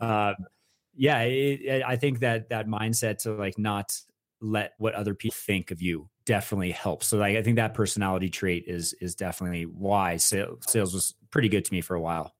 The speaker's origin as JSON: {"language": "English", "town": "Westlake Village", "region": "California", "country": "United States", "tie": "born or raised there", "said": "I am from Westlake Village, California"}